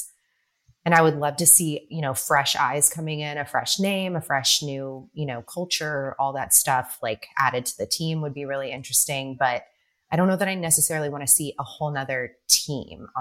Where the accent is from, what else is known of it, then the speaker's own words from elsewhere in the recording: United States; as an American